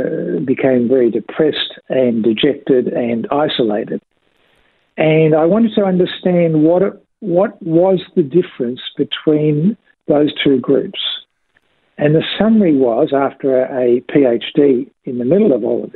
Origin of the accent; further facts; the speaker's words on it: Australia; we as an Australian community